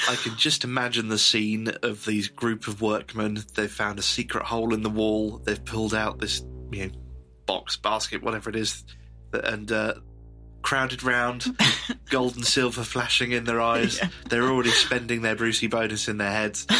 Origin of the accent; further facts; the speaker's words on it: Northamptonshire, East Midlands, United Kingdom; we're not exactly short of ghosts and legends in Northamptonshire